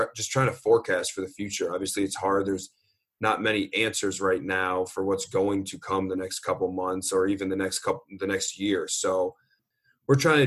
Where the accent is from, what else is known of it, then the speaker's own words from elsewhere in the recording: Shaker Heights, Ohio, United States; moved away as an adult; also born or lived in Boston; I grew up in Shaker Heights, which is about 15 minutes from Cleveland